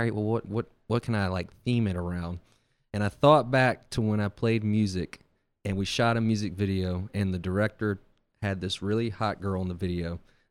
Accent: Bay St. Louis, Mississippi, United States; Yeah, I'm from Bay St. Louis.

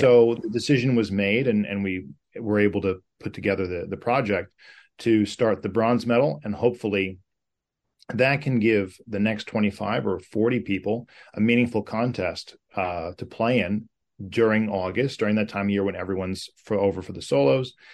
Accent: United States; as an American, uh, in playing North America all my life

